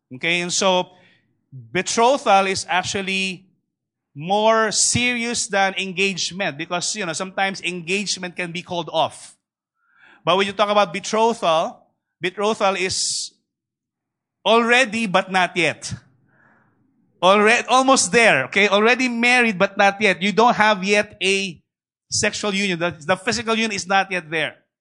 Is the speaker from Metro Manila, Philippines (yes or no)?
yes; Manila, Metro Manila, Philippines; I grew up in Tondo personally. My, my first seven uh, years, I was actually raised in Tondo